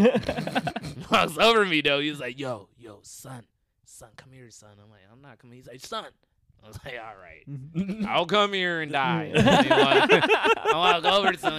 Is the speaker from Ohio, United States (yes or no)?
yes; Dayton, Ohio, United States; I'm from Dayton.